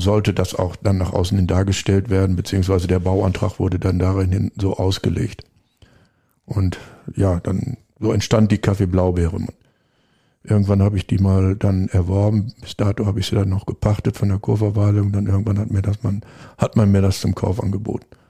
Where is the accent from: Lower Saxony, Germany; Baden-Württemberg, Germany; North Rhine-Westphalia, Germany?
North Rhine-Westphalia, Germany; Lemgo; moved away as an adult; also born or lived in Switzerland / Black Forest; now in Bad Sassendorf, Germany; Wir kommen beide aus Lemgo, Lippe